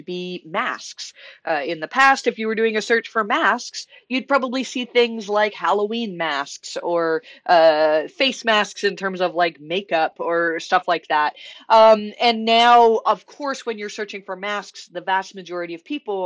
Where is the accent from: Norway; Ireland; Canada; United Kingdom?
Canada; being very Canadian